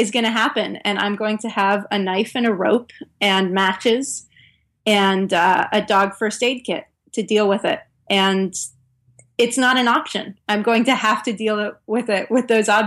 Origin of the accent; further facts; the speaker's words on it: Northern California, United States; moved away as an adult; also born or lived in Norway; I grew up in Northern California.